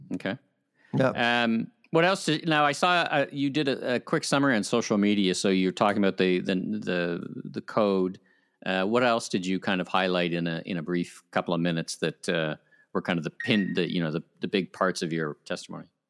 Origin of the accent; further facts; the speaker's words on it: Ottawa, Ontario, Canada; moved away; the town that fun forgot my hometown ottawa